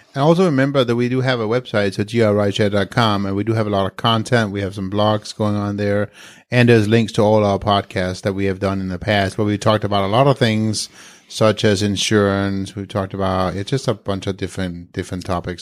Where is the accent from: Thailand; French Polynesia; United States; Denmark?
Denmark; English is a second language; moved away; I'm from Denmark.